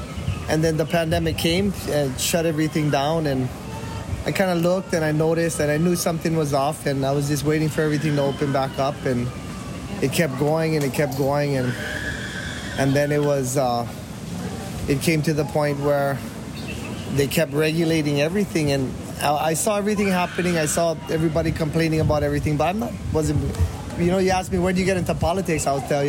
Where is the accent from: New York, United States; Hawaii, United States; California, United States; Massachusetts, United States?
Hawaii, United States; born or raised there